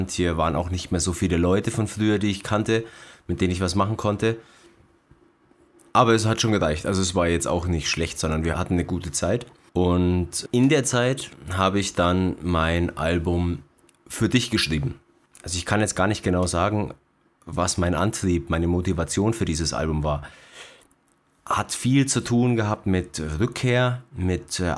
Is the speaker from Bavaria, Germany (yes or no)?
yes; Bavaria, Germany; Ja, hier bin ich wieder, am Staffelsee. Auf einmal war alles anders. Ich bin aus der Stadt zurückgekommen und äh, wieder zurück in meine Heimat.